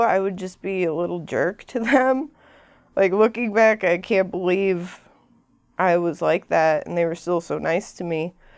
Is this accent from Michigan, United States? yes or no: yes; Ferndale, Michigan, United States; I came from Ferndale, that's where I grew up, not far from here